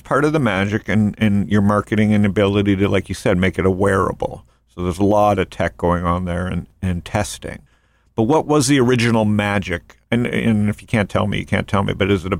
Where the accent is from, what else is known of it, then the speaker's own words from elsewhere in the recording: Toronto, Ontario, Canada; Yeah, I'm from Toronto